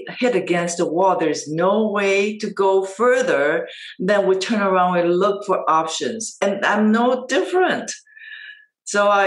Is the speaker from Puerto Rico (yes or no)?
no; Taiwan; moved away as an adult; I was born and raised in Asia, in Taiwan.